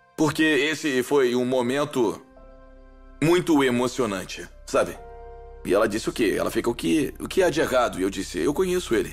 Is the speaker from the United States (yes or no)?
yes; Youngstown, Ohio, United States; é onde eu cresci